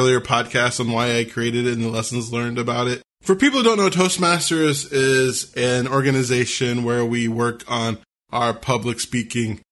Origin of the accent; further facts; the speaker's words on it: Washington, United States; my home state of Washington